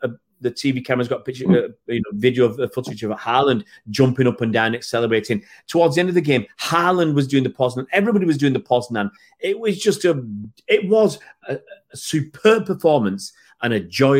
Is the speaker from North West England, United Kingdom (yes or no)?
yes; Manchester, North West England, United Kingdom; We're from Manchester